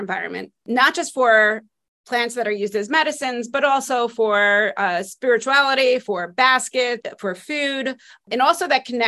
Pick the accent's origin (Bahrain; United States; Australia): United States; Spring Valley, New York; also born or lived in Lower East Side, Manhattan, New York; now in Cranford, United States; I'm originally from the Lower East Side of Manhattan and then grew up, most of my childhood was spent just north of there in Spring Valley, New York